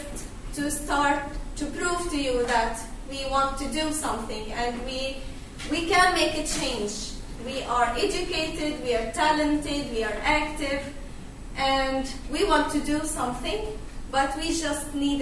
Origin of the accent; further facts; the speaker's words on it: Gaza Strip, Palestine; moved away as an adult; now in Sweden; I'm originally from Palestine, Gaza Strip. I'm here in Sweden 2 years ago.